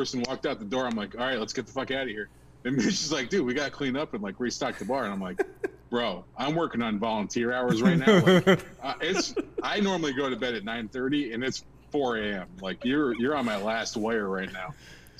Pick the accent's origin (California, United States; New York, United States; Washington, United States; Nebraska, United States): New York, United States; Saranac; I grew up in Saranac